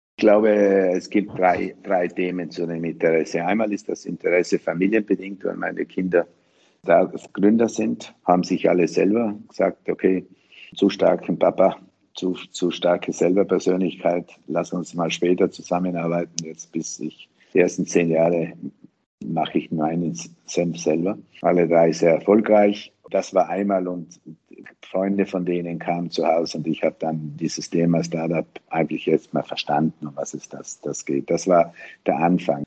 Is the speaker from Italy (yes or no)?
yes; South Tyrol, Trentino-Alto Adige, Italy; als Südtiroler Unternehmerinnen im Tourismus, in der Hotellerie